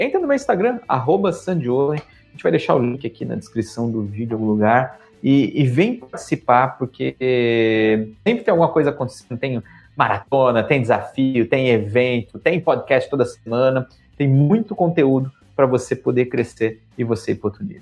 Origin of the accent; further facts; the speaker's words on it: São Paulo, Brazil; moved away as an adult; eu sou um cara do Brasil. Na vida inteira eu fui criado em São Paulo